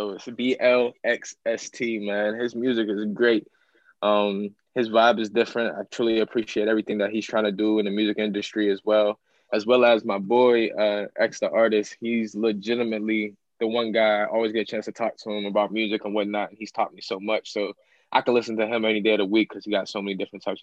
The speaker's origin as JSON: {"language": "English", "town": "Apollo", "region": "Pennsylvania", "country": "United States", "tie": "born or raised there", "said": "So I grew up kind of just moving around, but it's allowed me to adapt. So I say my hometown's Apollo, PA. Um, where my mom was born and raised."}